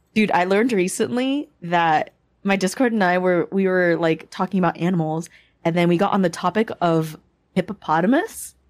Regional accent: United States; also born or lived in Philippines (parents' origin); I grew up in a Canadian Asian American household

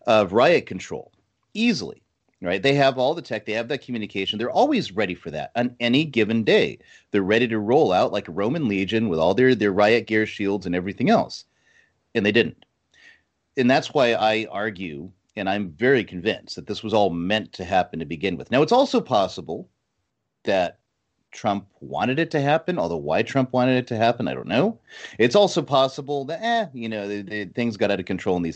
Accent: Connecticut, United States; moved away; I was from Connecticut at the time

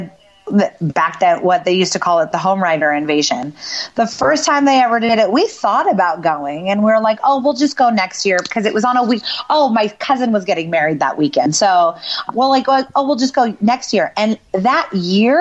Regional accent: West Coast, United States; we're from the West Coast

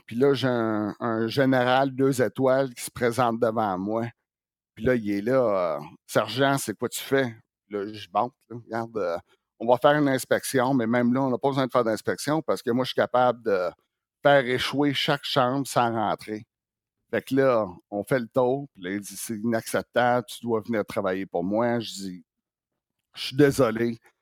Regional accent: Quebec, Canada; now in Las Vegas, United States; Ça fait longtemps que je suis parti du Québec

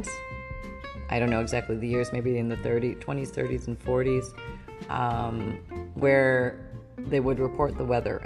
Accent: Canada; I grew up in Canada.

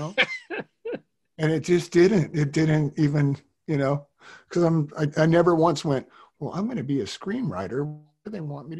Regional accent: Tahoe, United States; born there; also born or lived in Reno; And I was working in this warehouse and up in Reno, where I was born in Tahoe. So my dad always lived in Reno or Tahoe.

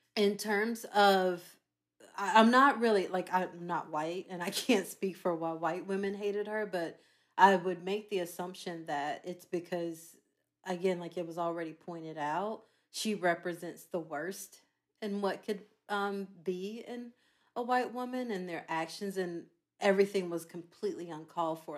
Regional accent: Charlotte, North Carolina, United States; I am from Charlotte, North Carolina

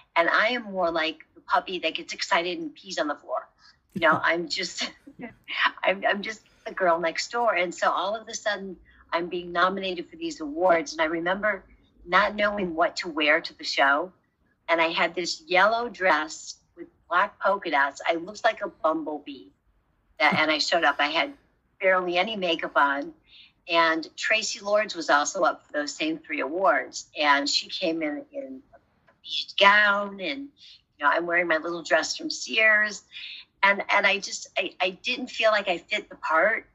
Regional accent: Rockford, Illinois, United States; moved away as an adult; also born or lived in California; I'm from Rockford, Illinois

